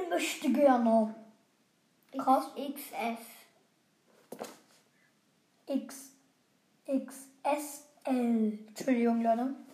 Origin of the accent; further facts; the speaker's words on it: Heidelberg, Baden-Württemberg, Germany; Und wir kommen übrigens aus Heidelberg. Zwar ein bisschen klein, aber geht.